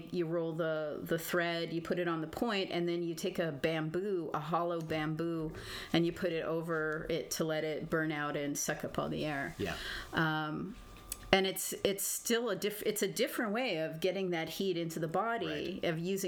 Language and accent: English; Toronto, Ontario, Canada